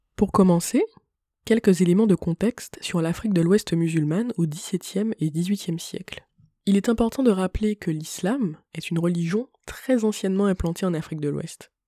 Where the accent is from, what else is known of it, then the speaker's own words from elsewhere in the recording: Martinique; je suis une Martiniquaise